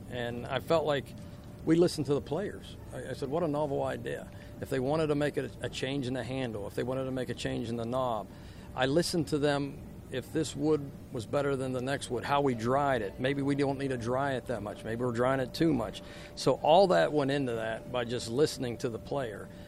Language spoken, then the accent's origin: English; Uniontown, Pennsylvania, United States; moved away as an adult; also born or lived in Louisiana; now in Baton Rouge, United States; we grew up. We're from Uniontown, and we had woodshop